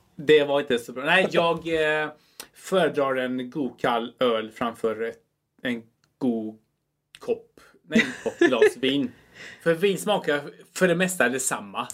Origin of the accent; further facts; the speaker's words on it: Chile; moved away; är från eh, Chile